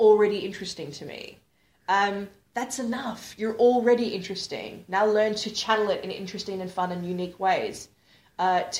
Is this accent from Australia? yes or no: yes; Australia; I'm Australian